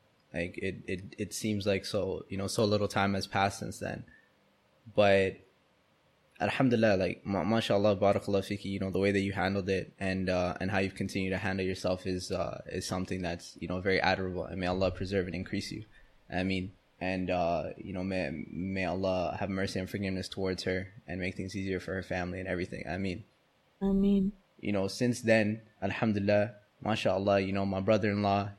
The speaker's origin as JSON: {"language": "English", "country": "Canada", "tie": "born or raised there", "said": "us growing up in Canada and, you know, North America"}